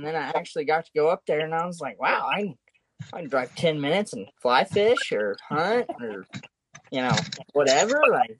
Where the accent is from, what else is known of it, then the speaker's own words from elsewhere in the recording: Elk City, Oklahoma, United States; moved away; growing up in Western Oklahoma, you know, around Elk City